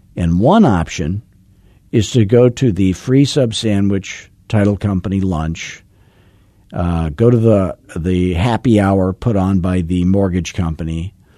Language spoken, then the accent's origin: English; Arizona, United States; I'm from Arizona